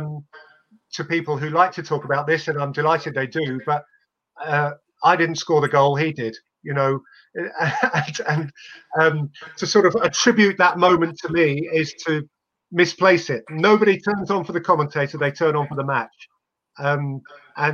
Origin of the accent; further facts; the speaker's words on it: England, United Kingdom; you can't help being English